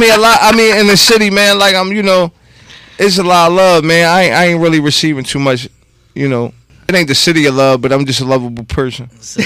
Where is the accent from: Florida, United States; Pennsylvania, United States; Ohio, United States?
Pennsylvania, United States; Philadelphia; I'm from Uptown. Uptown Philadelphia.